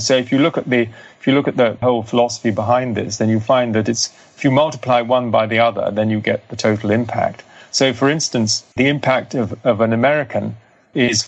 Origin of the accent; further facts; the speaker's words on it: Cathar region of France, Occitania, France; I come from the Cathar region of France